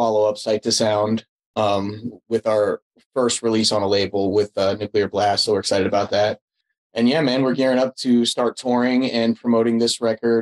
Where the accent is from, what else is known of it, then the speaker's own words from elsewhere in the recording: Winston-Salem, North Carolina, United States; We're from Winston-Salem, North Carolina